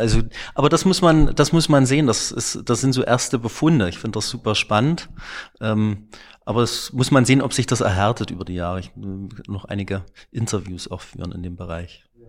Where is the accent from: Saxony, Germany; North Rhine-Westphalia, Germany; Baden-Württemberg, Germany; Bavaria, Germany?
Saxony, Germany; Klingenthal; ich bin in Klingenthal aufgewachsen